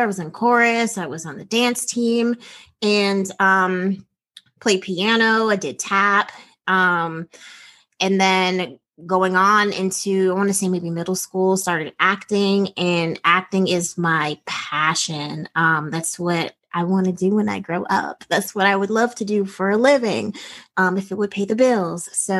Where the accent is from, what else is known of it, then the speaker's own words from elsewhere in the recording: Washington, United States; and I was born in Washington State. So I was the only Black girl in these beauty pageants